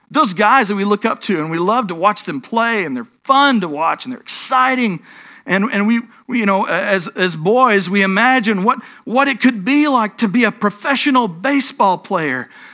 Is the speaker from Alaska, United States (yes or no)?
no; North Texas, United States; I grew up in North Texas, which doesn't mean that I'm a Texas Yankee or anything like that.